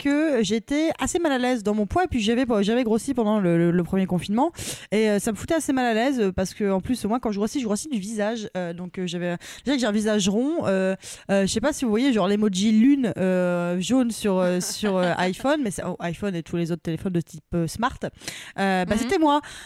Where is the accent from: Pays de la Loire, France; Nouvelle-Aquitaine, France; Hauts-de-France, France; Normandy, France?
Normandy, France; now in Paris, France; je suis normande